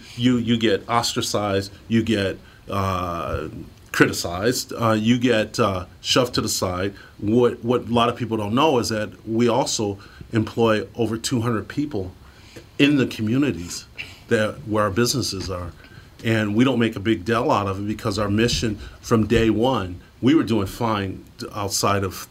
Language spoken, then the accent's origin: English; Detroit, Michigan, United States; now in Minnesota, United States; I grew up poor in Detroit. I played football here.